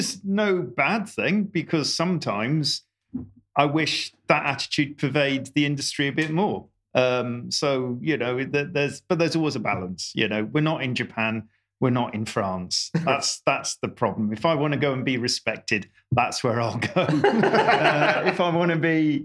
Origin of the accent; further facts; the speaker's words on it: United Kingdom; I'm born and bred in Britain